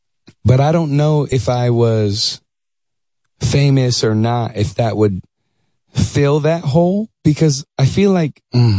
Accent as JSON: {"language": "English", "town": "Dallas", "region": "Texas", "country": "United States", "tie": "born or raised there", "also_born_or_lived": "Syracuse, New York", "moved": "as an adult", "lives_now": "Los Angeles, United States", "said": "I was born in Syracuse, New York. Moved to Dallas. I was 9 years old."}